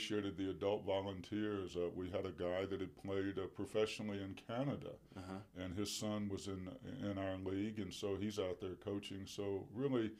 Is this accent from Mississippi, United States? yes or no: yes; Vicksburg, Mississippi, United States; I grew up in Vicksburg, Mississippi, and was born and raised there